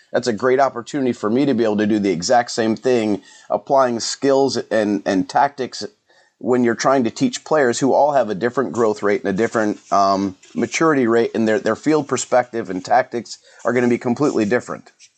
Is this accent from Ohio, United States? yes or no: yes; Elyria, Ohio, United States; also born or lived in Lorain, Ohio; I grew up over in Elyria and Lorraine area